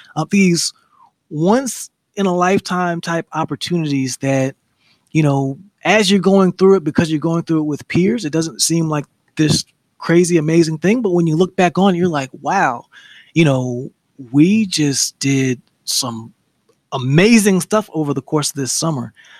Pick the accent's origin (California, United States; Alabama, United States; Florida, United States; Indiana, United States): Alabama, United States; Huntsville; You know, I'm originally from Huntsville, Alabama. Coming from the South, everything is slow motion.